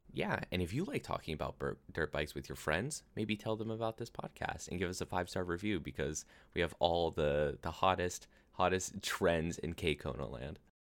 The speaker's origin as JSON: {"language": "English", "region": "Pennsylvania", "country": "United States", "tie": "born or raised there", "said": "I grew up, I grew up in Pennsylvania"}